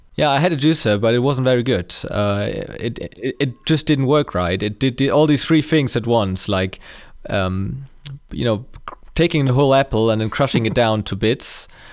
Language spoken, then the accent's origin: English; Germany; I'm from Germany